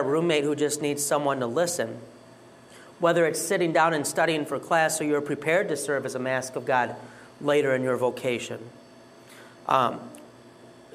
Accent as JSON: {"language": "English", "town": "Detroit", "region": "Michigan", "country": "United States", "said": "I'm from Detroit"}